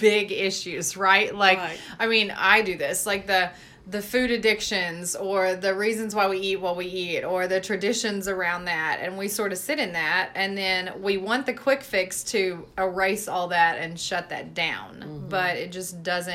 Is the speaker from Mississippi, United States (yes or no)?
yes; Mississippi, United States; And I was raised in the South, you guys. I'm from Mississippi.